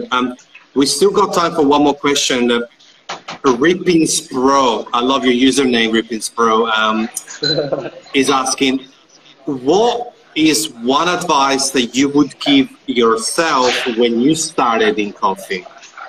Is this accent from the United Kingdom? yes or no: no; Italy; moved away as an adult; now in Australia; I'm from Italy. So, and I've been living in Australia for 9 years.